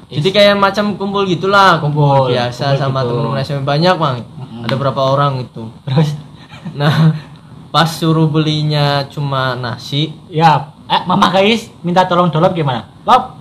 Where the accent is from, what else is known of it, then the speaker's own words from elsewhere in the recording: Tegal, Central Java, Indonesia; saya dari Tegal tentunya